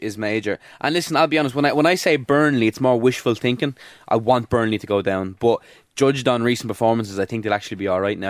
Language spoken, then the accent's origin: English; Ireland; as an Irish Liverpool fan